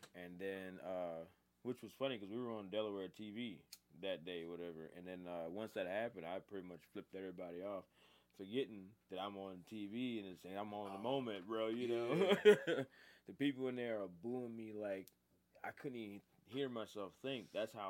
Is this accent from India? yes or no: no; Germany; No, I'm from Germany.